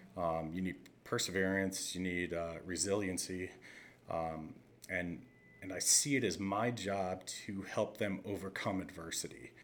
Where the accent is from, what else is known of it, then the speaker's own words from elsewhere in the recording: just outside of Scranton, Pennsylvania, United States; growing up in Pennsylvania, just outside of Scranton